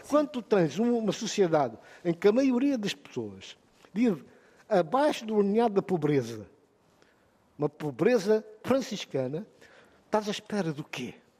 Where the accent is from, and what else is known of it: Guinea-Bissau